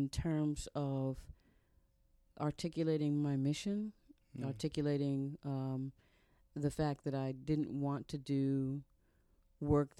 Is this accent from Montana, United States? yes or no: no; New York City, New York, United States; moved away as an adult; now in Knoxville, United States; I grew up in New York City